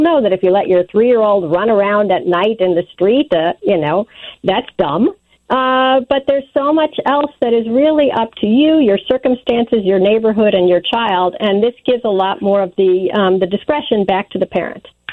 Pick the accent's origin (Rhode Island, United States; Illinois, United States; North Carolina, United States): Illinois, United States; Wilmette; now in New York, United States; I grew up in Wilmette